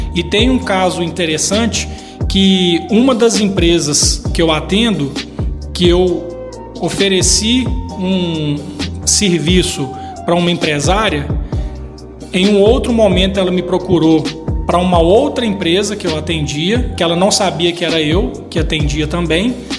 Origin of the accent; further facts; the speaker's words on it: Ipatinga, Minas Gerais, Brazil; eu sou de Ipatinga, né? nasci aqui, é, tenho uma família aqui